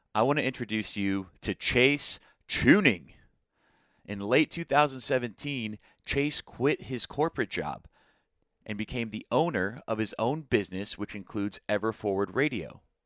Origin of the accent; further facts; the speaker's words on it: Arizona, United States; born and raised in Arizona